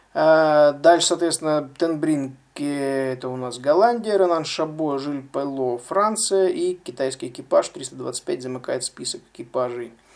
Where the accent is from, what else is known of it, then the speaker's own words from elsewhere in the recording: Russia; из России, соответственно, я один из России